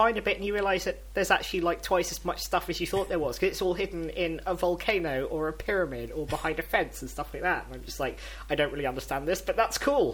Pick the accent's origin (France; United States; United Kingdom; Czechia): United Kingdom; London; I'm from London